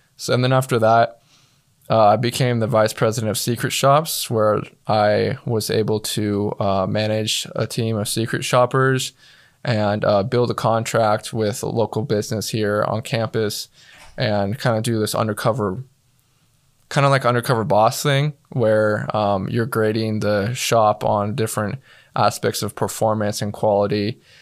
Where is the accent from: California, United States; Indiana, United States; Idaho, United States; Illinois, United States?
Idaho, United States; Star; I'm from Starr, Idaho. Uh, for those of you that, that don't know, that's a little town in southern Idaho